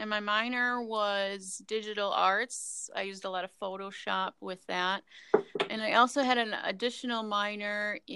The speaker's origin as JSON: {"language": "English", "region": "Wisconsin", "country": "United States", "tie": "born or raised there", "moved": "as an adult", "lives_now": "Minnesota, United States", "said": "I grew up in Wisconsin, born and raised till I was 30"}